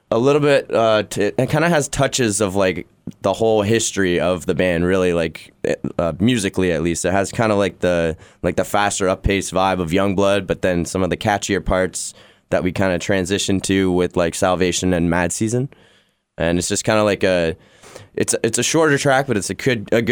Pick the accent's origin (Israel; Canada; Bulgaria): Canada; Ottawa, Ontario; I've been playing there since I was like 13 years old, with like a million different bands. So it's always nostalgic to, you know, play back at like a home base.